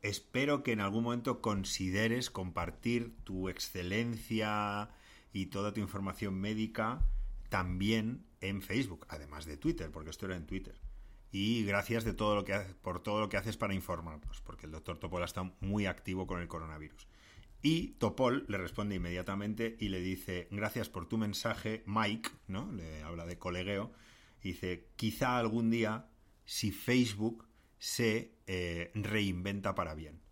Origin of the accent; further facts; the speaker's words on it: Madrid, Community of Madrid, Spain; accent: Madrid accent; tenemos acento de Madrid